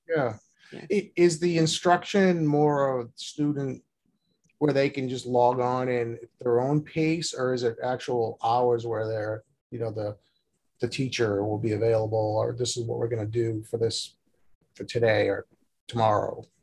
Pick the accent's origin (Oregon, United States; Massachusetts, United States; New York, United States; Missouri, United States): Massachusetts, United States; Boston; I'm from Boston